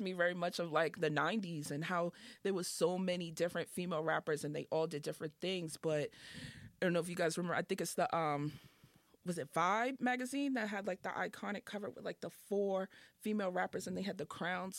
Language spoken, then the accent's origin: English; Boston, Massachusetts, United States; also born or lived in the South (US); I'm from Dorchester